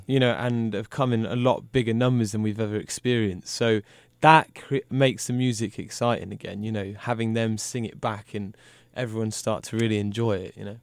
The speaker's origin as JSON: {"language": "English", "country": "United Kingdom", "said": "I'm British."}